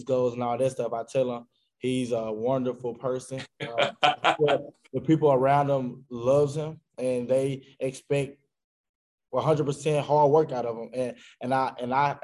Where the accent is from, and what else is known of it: Arkansas, United States; born or raised there